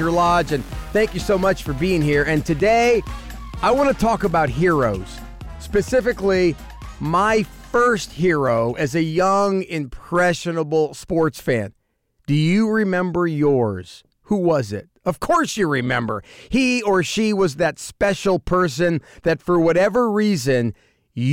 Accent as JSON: {"language": "English", "town": "Lakewood", "region": "California", "country": "United States", "tie": "born or raised there", "said": "I grew up in Lakewood, California back in the 1970s"}